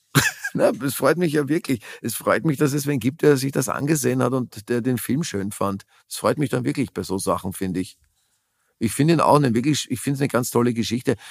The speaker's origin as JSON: {"language": "German", "region": "Vienna", "country": "Austria", "tie": "born or raised there", "also_born_or_lived": "Germany", "moved": "as an adult", "said": "Wien das ist halt meine Heimat"}